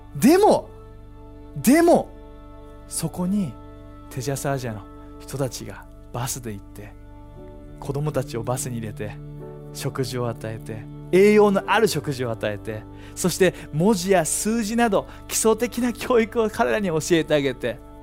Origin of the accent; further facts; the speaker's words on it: Japan; 日本で生まれ育って